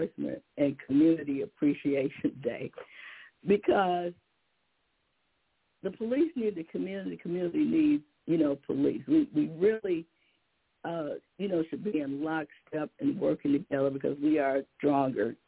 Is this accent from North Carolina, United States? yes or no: no; Detroit, Michigan, United States; my hometown, Detroit